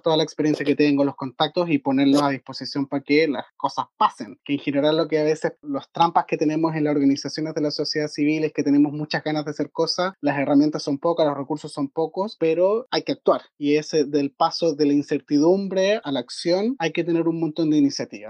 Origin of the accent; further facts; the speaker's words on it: San Fernando, O'Higgins, Chile; also born or lived in Valparaíso; yo nací y me crié acá en San Fernando